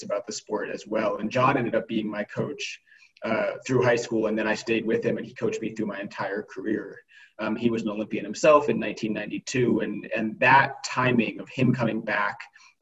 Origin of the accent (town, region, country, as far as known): Aspen, Colorado, United States; born or raised there; also born or lived in Evergreen, Colorado